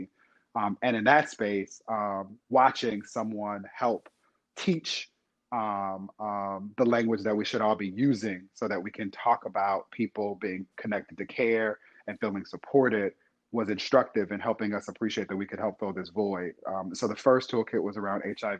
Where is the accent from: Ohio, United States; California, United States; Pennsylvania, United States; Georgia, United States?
California, United States; Inglewood; my hometown of Inglewood, California